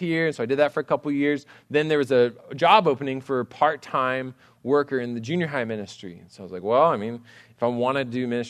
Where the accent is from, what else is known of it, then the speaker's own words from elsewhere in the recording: College Station, Texas, United States; I grew up in College Station